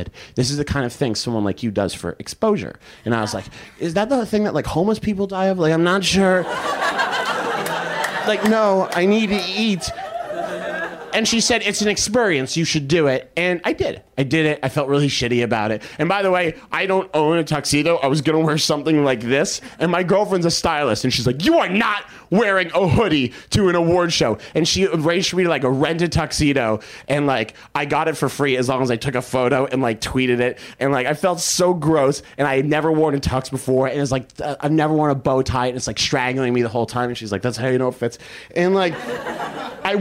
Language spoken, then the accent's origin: English; Boston, Massachusetts, United States; I'm from Boston